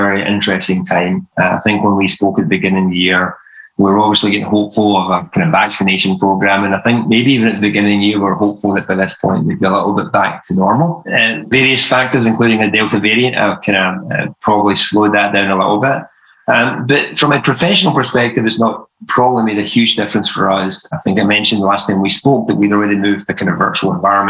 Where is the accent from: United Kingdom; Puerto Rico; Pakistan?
United Kingdom; Scotland; moved away as an adult; now in United States; my accent is not your typical American accent. I'm originally from Scotland. I moved away from Scotland in my early 20s